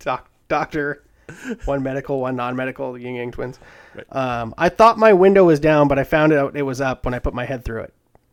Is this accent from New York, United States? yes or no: no; Alabama, United States; Hey, man, I'm from Alabama.